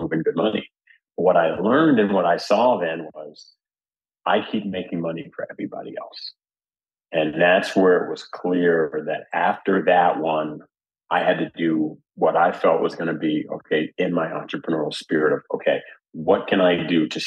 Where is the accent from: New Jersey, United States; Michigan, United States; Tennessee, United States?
New Jersey, United States; I grew up in Jersey kid